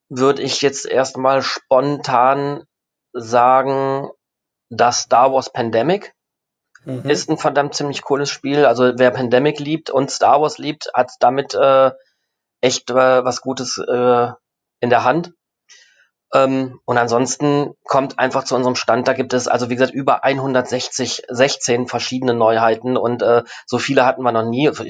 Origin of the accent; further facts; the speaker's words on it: Rhineland, Germany; now in Essen, Germany; gerne, dass ich Rheinländer bin. Ähm, egal wo ich bin, auch jetzt, wie gesagt, auch jetzt, das ist, ne, ich komme ja eigentlich aus dem Rheinland, obwohl ich jetzt gerade in Essen wohne.